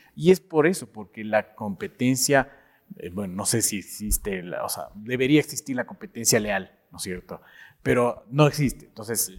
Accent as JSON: {"language": "Spanish", "country": "Ecuador", "said": "como latinoamericanos, bueno, como ecuatorianos"}